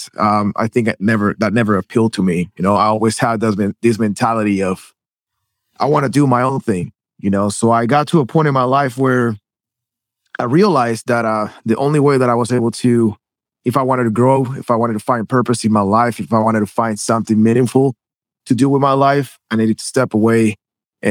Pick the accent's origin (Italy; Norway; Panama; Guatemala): Guatemala; moved away as an adult; now in United States; I was born and raised in Guatemala. I moved to the States.